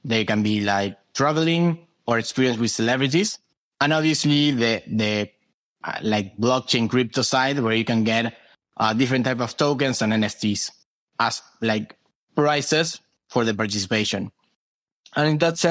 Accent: Argentina; during 2020 on quarantine in Argentina, I'm from Argentina

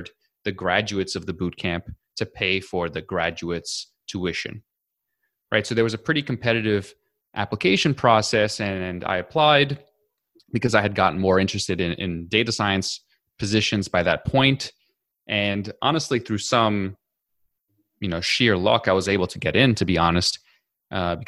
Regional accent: New York City, New York, United States; I grew up in New York City, and then I went to college and graduate school in New York City

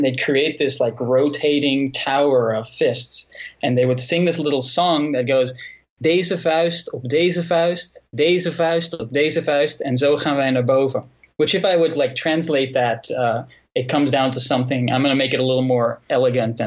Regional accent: Netherlands; I grew up in the Netherlands. You know, I'm from the Netherlands

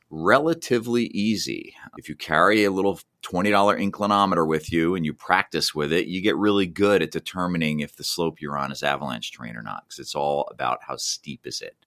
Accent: New Jersey, United States; moved away as an adult; I grew up in New Jersey

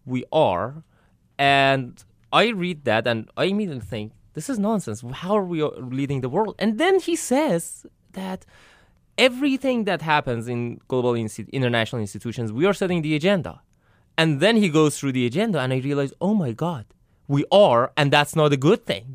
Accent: Iran; now in United States; I'm from Iran, so I come from the Middle East

